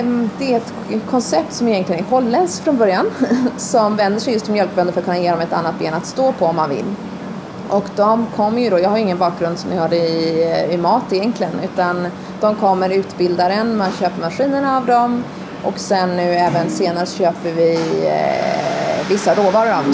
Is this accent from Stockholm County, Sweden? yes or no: yes; Stockholm, Stockholm County, Sweden; also born or lived in United States / New York; now in Östergötland, Sweden; jag är uppvuxen i Stockholm och, eh, delvis i USA